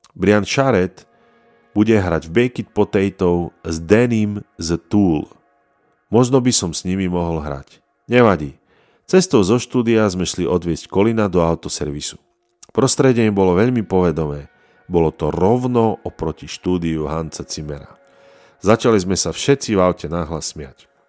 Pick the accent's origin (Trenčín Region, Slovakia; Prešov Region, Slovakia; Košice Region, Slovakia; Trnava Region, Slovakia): Prešov Region, Slovakia; Prešov; narodil som sa v Prešove